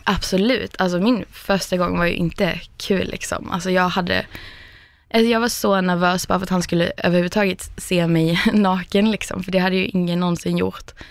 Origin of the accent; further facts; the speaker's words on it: Skåne, Sweden; moved away as an adult; also born or lived in Stockholm; hade jag flyttat från liksom Skåne där jag kommer ifrån också, till Stockholm